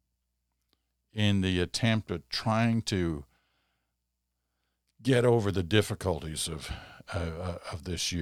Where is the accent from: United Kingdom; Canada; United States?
Canada